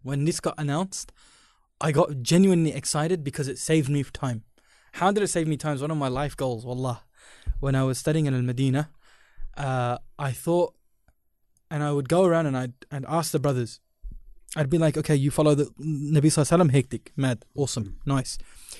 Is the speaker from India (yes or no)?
yes; India; I'm Indian